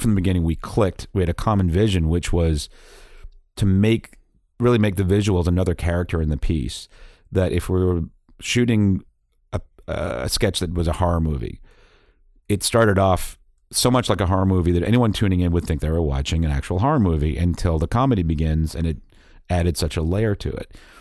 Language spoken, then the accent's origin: English; Boston, Massachusetts, United States; also born or lived in England / Brookline, Massachusetts; growing up in Boston